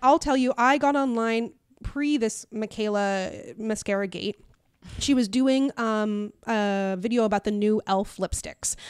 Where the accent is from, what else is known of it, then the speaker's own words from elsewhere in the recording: Newfoundland and Labrador, Canada; I'm black and from Newfoundland